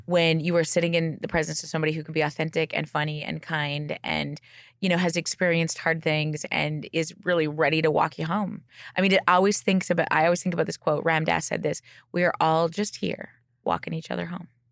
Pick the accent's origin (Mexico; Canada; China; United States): Canada; Alberta; I'm from Alberta, too